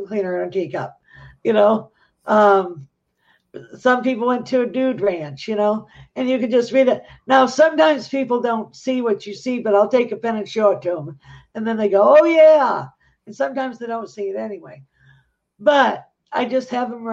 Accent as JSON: {"language": "English", "region": "Michigan", "country": "United States", "said": "we're from Michigan"}